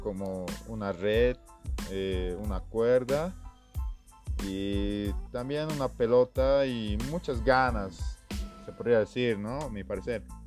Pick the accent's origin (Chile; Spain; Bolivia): Bolivia; now in Cochabamba, Bolivia; Soy un estudiante de la Universidad Mayor de San Simón, que es una de las mejores de mi país